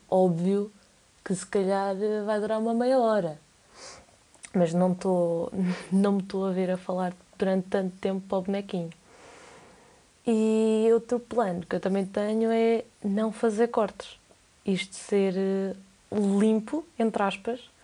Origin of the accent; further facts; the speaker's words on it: Coimbra, Centro, Portugal; tenho 19 anos, sou de Coimbra